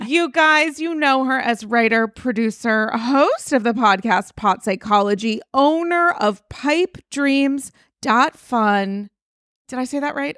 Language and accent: English; New York, United States; as a New Yorker